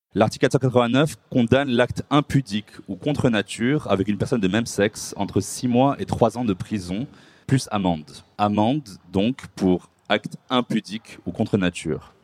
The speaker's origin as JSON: {"language": "French", "country": "Morocco", "tie": "born or raised there", "said": "le Maroc, ma terre natale"}